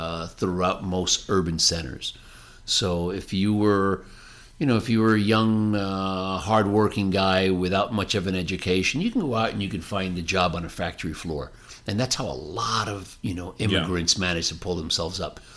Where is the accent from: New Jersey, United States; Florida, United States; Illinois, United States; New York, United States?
New Jersey, United States; the community that I grew up in New Jersey